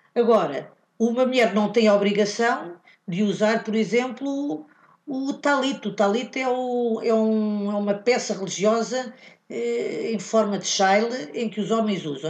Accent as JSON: {"language": "Portuguese", "country": "Morocco", "moved": "yes", "said": "os marroquinos, de onde eu venho, não há, não, não há costume de uma mulher a fazer bad mitzvah"}